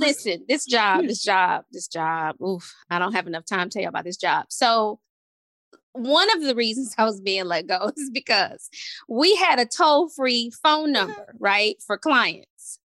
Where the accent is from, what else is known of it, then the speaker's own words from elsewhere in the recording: Montgomery, Alabama, United States; I'm from Montgomery, Alabama.